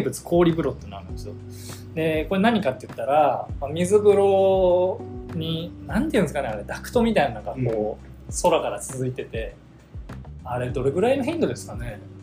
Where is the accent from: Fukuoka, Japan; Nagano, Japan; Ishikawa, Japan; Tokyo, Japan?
Ishikawa, Japan; 僕石川県出身で